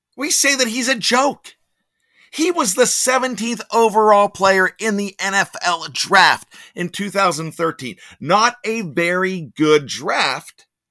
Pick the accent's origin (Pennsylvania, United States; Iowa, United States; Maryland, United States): Pennsylvania, United States; Pittsburgh; accent: Yinzer; I like my Yinzer accent